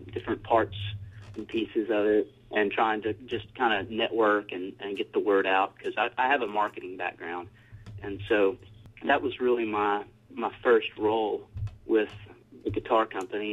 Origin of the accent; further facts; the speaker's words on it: Taylor, Texas, United States; I grew up just northeast of Austin, Texas, in a little town called Taylor